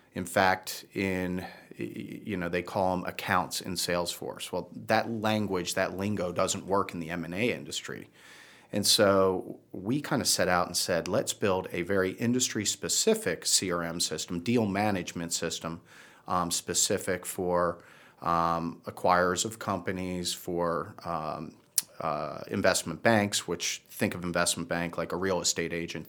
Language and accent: English; Baltimore, Maryland, United States; also born or lived in Virginia / Washington, D.C. area / New Jersey / New York City; now in Charlotte, United States; originally from Baltimore